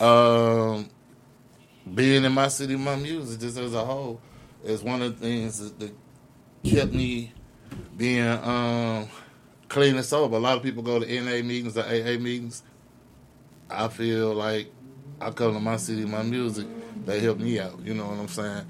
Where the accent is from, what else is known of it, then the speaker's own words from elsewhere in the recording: the West Side, Missouri, United States; I'm from the West Side